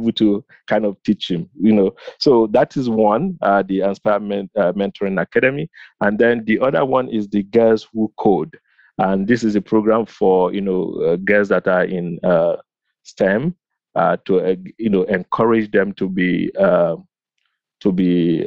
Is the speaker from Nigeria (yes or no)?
yes; Nigeria; now in United States; growing up in Nigeria